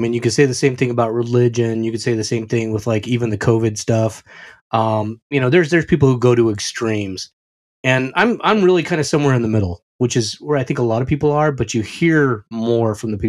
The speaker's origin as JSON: {"language": "English", "area": "White Mountains", "region": "Arizona", "country": "United States", "tie": "born or raised there", "said": "where I grew up in the White Mountains, Arizona."}